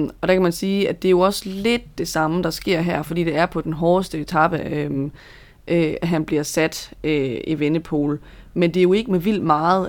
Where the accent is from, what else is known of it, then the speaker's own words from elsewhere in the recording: Denmark; som dansker